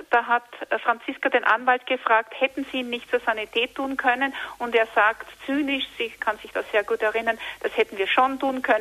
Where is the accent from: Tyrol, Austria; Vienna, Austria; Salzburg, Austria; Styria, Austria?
Tyrol, Austria; Jetzt hätte ich noch eine Frage als Tirolerin.